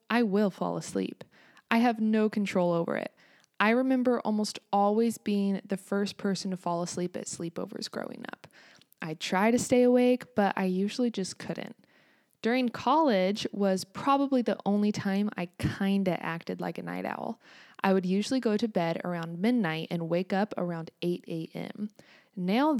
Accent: United States; also born or lived in Kansas

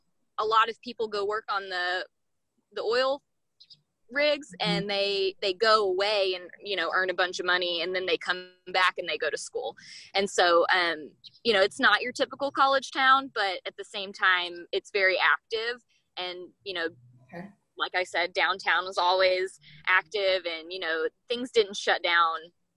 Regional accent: Arkansas, United States; moved away as an adult; also born or lived in Anchorage, Alaska; I am originally from Arkansas and I went, actually in fall of 2011, I moved to Anchorage to go to college there.

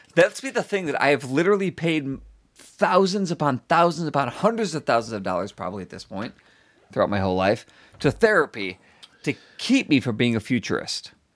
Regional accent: Chicago, Illinois, United States; moved away; I'm from Chicago

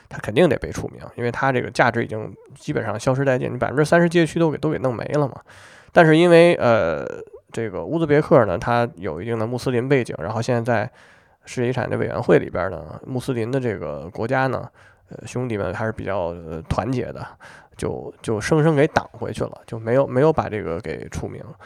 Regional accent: China; 我们中国人

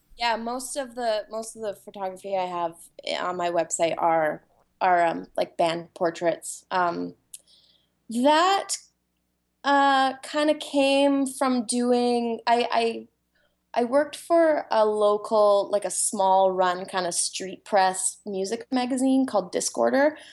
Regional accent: Vancouver Island, British Columbia, Canada; now in Vancouver, Canada; I grew up on Vancouver Island

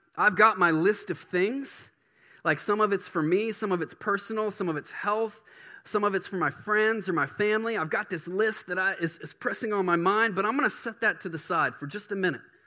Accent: Baton Rouge, Louisiana, United States; now in Bangor, United States; I grew up in Baton Rouge

